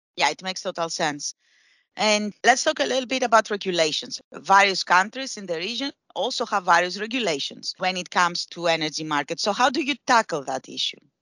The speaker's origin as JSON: {"language": "English", "country": "Greece", "said": "I say that as a southeasterner myself, eh, because I am from Greece"}